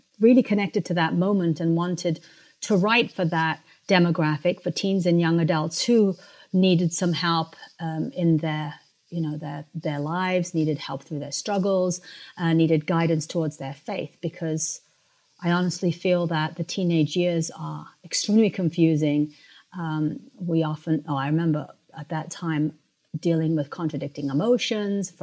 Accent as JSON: {"language": "English", "region": "London", "country": "United Kingdom", "tie": "born or raised there", "also_born_or_lived": "Africa", "moved": "as an adult", "lives_now": "United States", "said": "I was born in Africa and I grew up in London and then came to the United States, where I went to college and started living"}